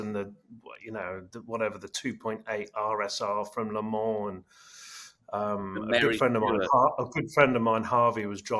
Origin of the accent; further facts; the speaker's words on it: Portsmouth, South East England, United Kingdom; I'm from Portsmouth.